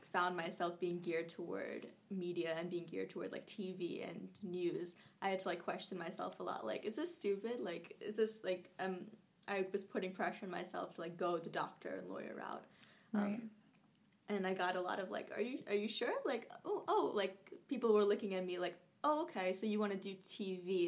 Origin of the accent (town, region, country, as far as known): New Jersey, United States; born or raised there; also born or lived in Kolkata, India; now in Jersey City, United States